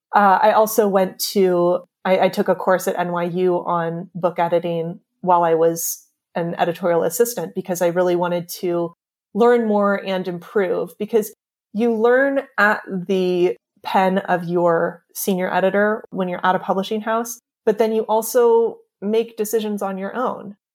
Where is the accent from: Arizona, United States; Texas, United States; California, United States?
California, United States; also born or lived in New York; now in Pacific Grove, United States; We we're both from California and we actually both, we grew up about 15 minutes away from each other